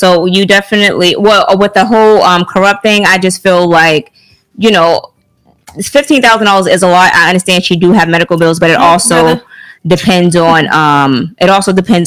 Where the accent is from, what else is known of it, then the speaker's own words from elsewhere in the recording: the South, United States; I'm from the South